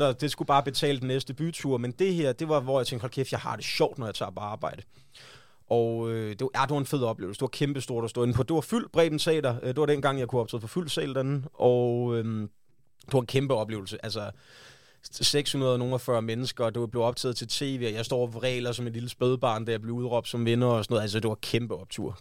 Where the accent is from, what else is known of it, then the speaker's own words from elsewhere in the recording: West Jutland, Central Denmark Region, Denmark; now in Copenhagen, Denmark; jeg kommer fra Vestjylland